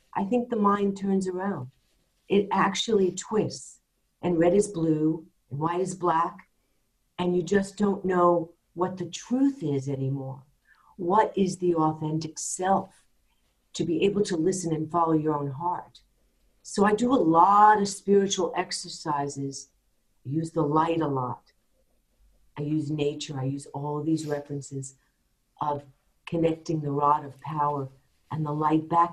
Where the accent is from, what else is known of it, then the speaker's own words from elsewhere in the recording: New York, United States; I'm a New Yorker